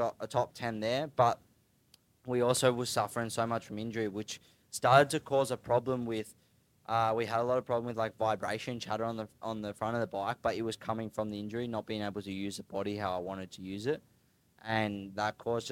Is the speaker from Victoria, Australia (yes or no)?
no; Queensland, Australia; moved away as an adult; also born or lived in Darwin, Northern Territory; I was born in Queensland, grew up racing like flat track and dirt track with Husqvarna